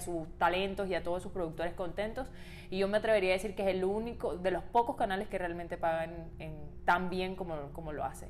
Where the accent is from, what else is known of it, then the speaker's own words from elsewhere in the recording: Maracaibo, Zulia, Venezuela; moved away; yo que vengo de Maracaibo